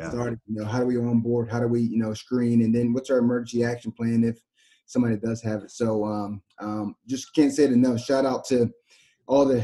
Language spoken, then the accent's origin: English; Delaware, United States; I'm from Delaware too